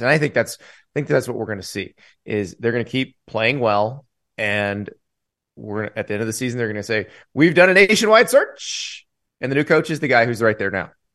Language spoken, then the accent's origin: English; Florida, United States; I grew up in Florida